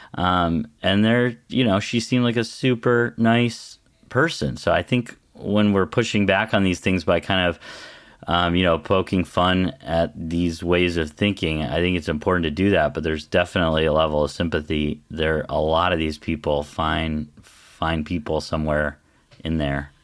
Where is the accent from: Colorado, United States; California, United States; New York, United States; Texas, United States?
Colorado, United States; Western; I, I grew up in Western Colorado in, like, a super conservative district.